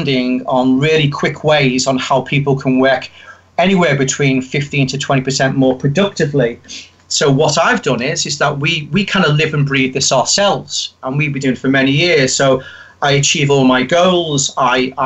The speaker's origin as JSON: {"language": "English", "town": "Liverpool", "region": "North West England", "country": "United Kingdom", "tie": "born or raised there", "accent": "Liverpool", "said": "I grew up in Liverpool"}